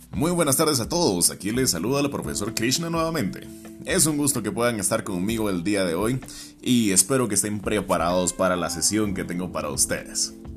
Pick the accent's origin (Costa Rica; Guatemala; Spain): Guatemala; also born or lived in Quetzaltenango, Guatemala; Yo soy guatemalteco de todo corazón